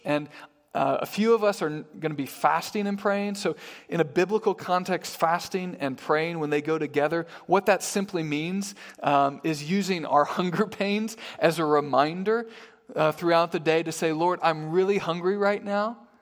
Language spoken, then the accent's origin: English; Midwest, United States; moved away as an adult; now in Harrisburg, United States; I was from the Midwest. I grew up in the Midwest.